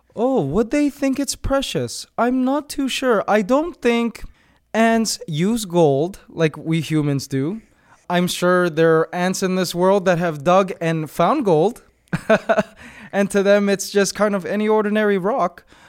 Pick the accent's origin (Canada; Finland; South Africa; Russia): Canada; moved away as an adult; now in Philippines; I'm originally from Canada, but I recently moved to the Philippines just maybe five years ago